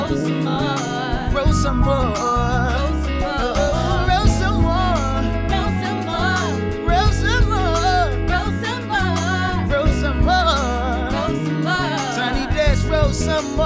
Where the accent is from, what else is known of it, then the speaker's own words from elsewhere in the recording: New Orleans, Louisiana, United States; I'm from New Orleans